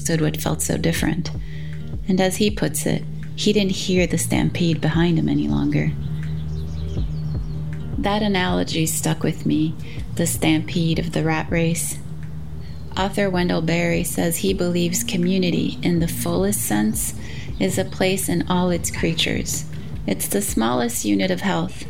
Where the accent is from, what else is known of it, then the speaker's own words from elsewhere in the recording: Brazil; now in United States; after witnessing such abject poverty as one does growing up in Brazil